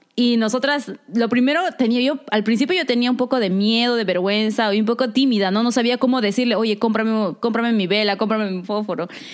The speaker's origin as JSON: {"language": "Spanish", "region": "Lima", "country": "Peru", "tie": "born or raised there", "moved": "yes", "said": "como nosotros vivimos en San Juan del Urigancho"}